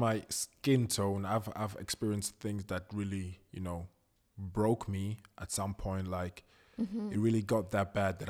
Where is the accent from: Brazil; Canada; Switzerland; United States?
Switzerland; Zurich; also born or lived in Ghana; I was born in Zurich, actually. And with the age of one, my parents sent me to my grandma and my aunt in Ghana. I lived there for 3 years. Then I came back when I was four.